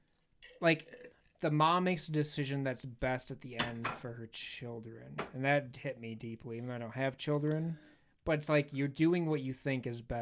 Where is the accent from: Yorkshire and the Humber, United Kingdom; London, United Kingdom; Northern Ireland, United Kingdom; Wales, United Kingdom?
Northern Ireland, United Kingdom; Belfast; I grew up in Belfast.